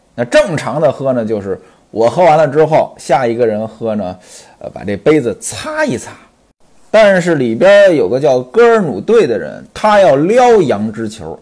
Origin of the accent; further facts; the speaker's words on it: Hebei, China; 我老家呢，就是河北的，当然比这清河县呢要再北一些